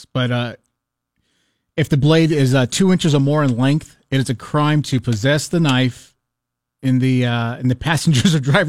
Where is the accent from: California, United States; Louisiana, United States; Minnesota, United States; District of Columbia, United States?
California, United States; I'm from California.